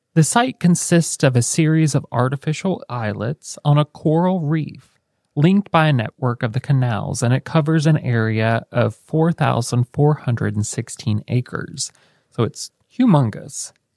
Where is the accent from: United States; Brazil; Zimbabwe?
United States; we're American